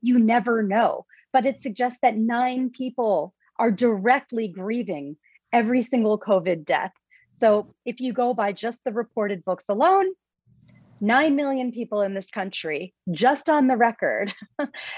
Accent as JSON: {"language": "English", "region": "New York", "country": "United States", "said": "I'm a New Yorker"}